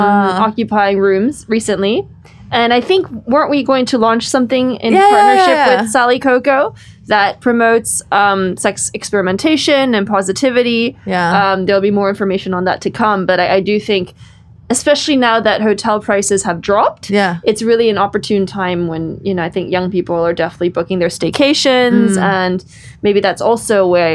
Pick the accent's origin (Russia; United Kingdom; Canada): Canada; because I guess I grew up in Canada